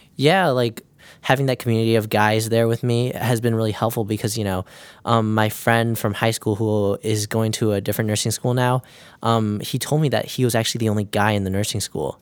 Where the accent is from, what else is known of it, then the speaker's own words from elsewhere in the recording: Mundelein, Illinois, United States; I'm from Mundelein, Illinois.